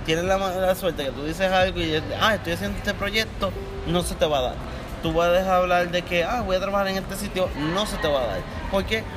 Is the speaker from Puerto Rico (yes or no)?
yes; Puerto Rico; tú como puertorriqueño